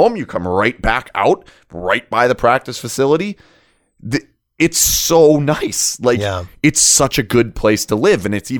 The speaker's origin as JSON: {"language": "English", "country": "Canada", "tie": "born or raised there", "also_born_or_lived": "Washington", "lives_now": "Las Vegas, United States", "said": "This is better than where I was in Washington. This is better than where I grew up in Canada."}